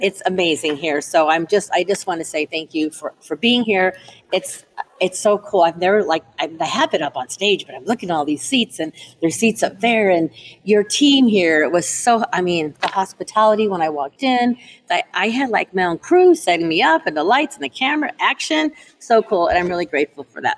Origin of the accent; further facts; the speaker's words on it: Burbank, California, United States; now in Reno, United States; Burbank, my hometown